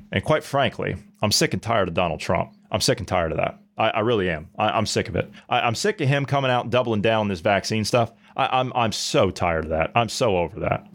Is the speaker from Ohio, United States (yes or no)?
yes; Ohio, United States; my native state of Ohio, my home state of Ohio